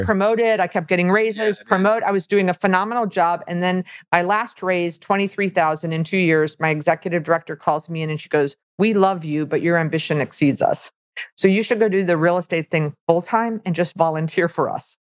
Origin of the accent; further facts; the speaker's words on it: Milwaukee, Wisconsin, United States; moved away; also born or lived in Florida / Miami; I was born in Milwaukee, Wisconsin. So I'm a cheesehead